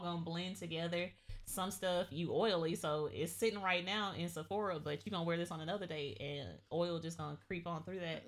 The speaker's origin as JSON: {"language": "English", "region": "Georgia", "country": "United States", "tie": "born or raised there", "said": "I grew up in the South. I grew up in Georgia"}